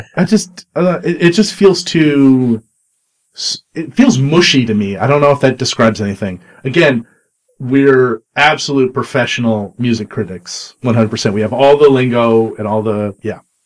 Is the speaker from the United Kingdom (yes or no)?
no; Canada; I'm a Canadian